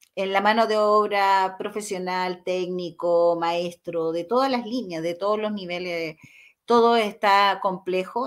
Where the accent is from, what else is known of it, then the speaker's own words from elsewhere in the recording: Chile; como chilenos